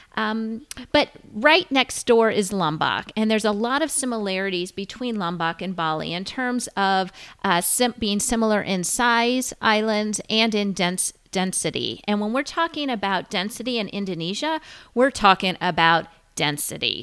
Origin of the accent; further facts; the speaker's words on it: United States; growing up in the United States